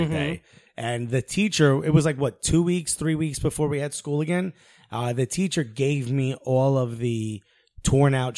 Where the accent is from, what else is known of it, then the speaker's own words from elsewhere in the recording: Newark, New Jersey, United States; moved away as an adult; also born or lived in New York City; now in Brooklyn, United States; So I grew up in Newark, and then right around the time I went to college, I moved to New York